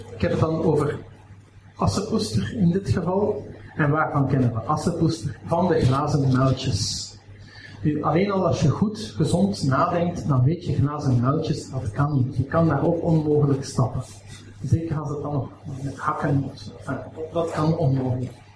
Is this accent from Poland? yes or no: no; Aalst, Flanders, Belgium; ik kom uit Aalst